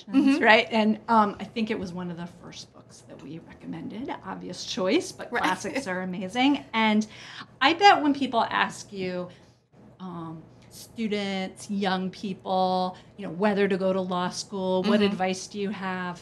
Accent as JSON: {"language": "English", "region": "Alabama", "country": "United States", "tie": "born or raised there", "said": "I grew up in Alabama"}